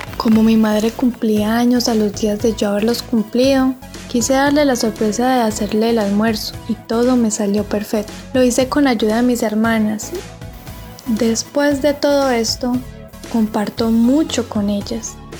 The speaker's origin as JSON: {"language": "Spanish", "country": "Colombia", "lives_now": "Armenia, Colombia"}